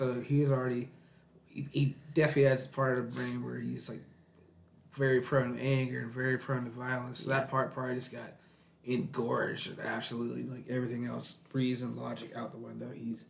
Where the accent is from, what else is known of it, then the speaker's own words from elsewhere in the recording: St. Albans, Virginia, United States; my hometown, St. Albans